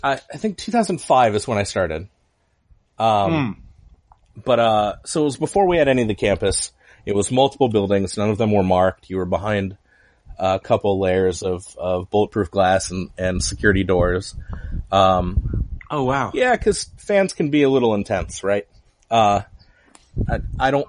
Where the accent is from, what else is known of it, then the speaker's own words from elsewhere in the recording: Huntington Beach, California, United States; also born or lived in Anaheim; born in Anaheim, grew up in Huntington Beach.